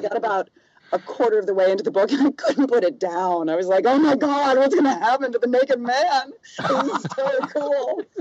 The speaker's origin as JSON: {"language": "English", "region": "the South", "country": "United States", "also_born_or_lived": "New York / Los Angeles", "moved": "yes", "lives_now": "Seattle, United States", "said": "I'm from the South originally"}